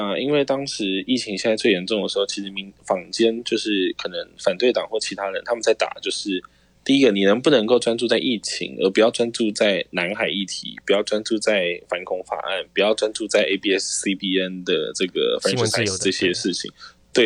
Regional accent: Taiwan; now in Philippines; 我是台湾人

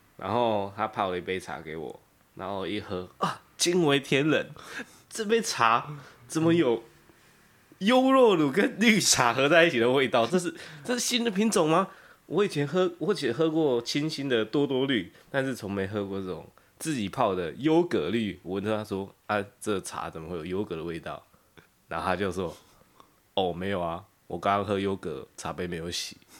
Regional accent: Kaohsiung, Taiwan; now in Taoyuan, Taiwan; 我是高雄人，然后我现在的服务的地点，我现在工作的地方，我公司是在北部，就是在桃园

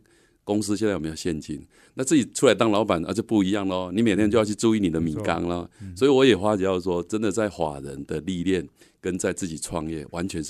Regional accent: Changhua County, Taiwan; 我是彰化人

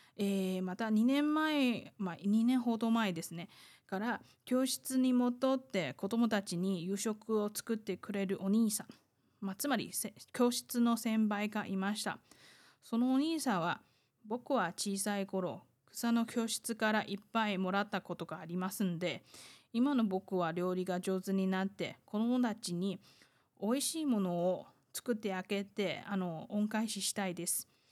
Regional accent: Taiwan; 台湾生まれ、台湾育ち

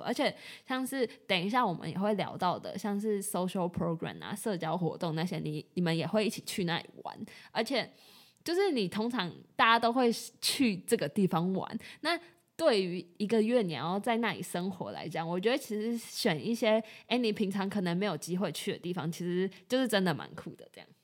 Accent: Taiwan; 我们从小就在台湾长大

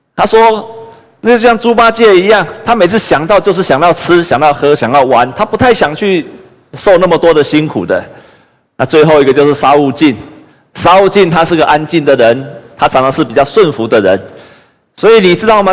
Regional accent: Taiwan; 我们也是台湾的子民

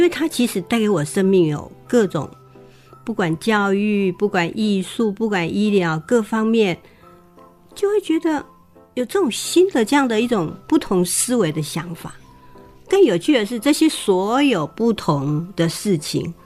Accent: Taiwan; 原来我是跟他们一伙，就是台湾人

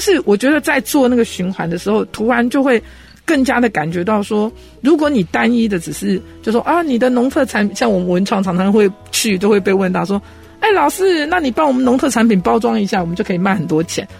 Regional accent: Taiwan; 我们台湾人都说

